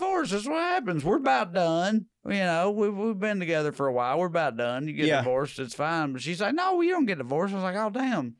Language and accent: English; Celina, Tennessee, United States; I'm from Salina, Tennessee. It's not close to anything.